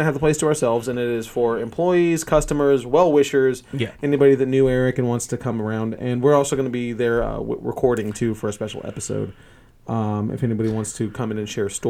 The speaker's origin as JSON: {"language": "English", "country": "United States", "said": "I'm from Roseburg."}